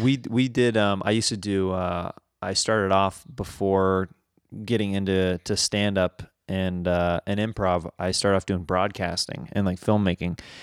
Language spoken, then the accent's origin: English; Kansas, United States; accent: Midwestern; moved away; I moved away from Kansas